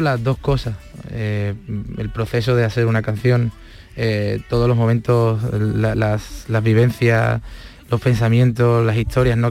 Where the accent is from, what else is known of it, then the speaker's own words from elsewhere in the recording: Córdoba, Andalusia, Spain; yo soy cordobés